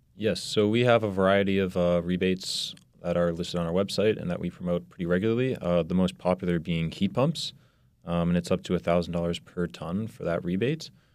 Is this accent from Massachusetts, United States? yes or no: yes; Burlington, Massachusetts, United States; also born or lived in Reading, Massachusetts; I'm originally from Burlington, Massachusetts, and I actually went to high school in Reading